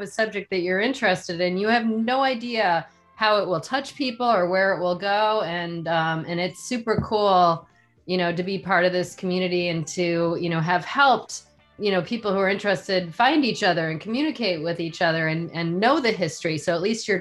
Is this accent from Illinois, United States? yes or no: yes; Zion, Illinois, United States; moved away; also born or lived in Miami, Florida; I grew up outside of Chicago, north of Chicago on the Wisconsin border. So we were kind of halfway in a town called Zion, halfway between Chicago and Milwaukee.